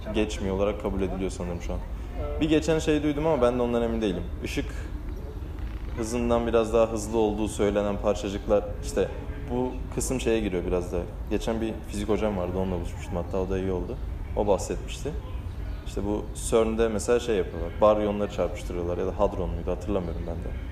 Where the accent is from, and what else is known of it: Balıkesir, Turkey